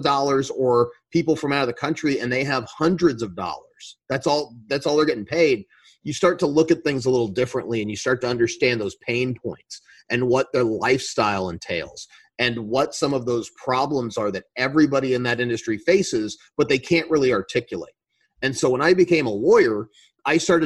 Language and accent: English; Colorado Springs, Colorado, United States; I grew up in Colorado